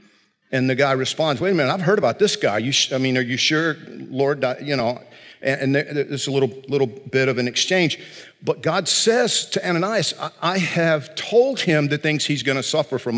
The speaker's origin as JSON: {"language": "English", "region": "South Georgia", "country": "United States", "tie": "born or raised there", "said": "I grew up in South Georgia"}